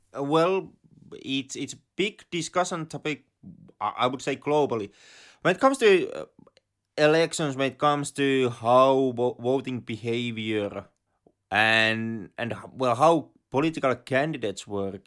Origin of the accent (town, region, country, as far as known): Finland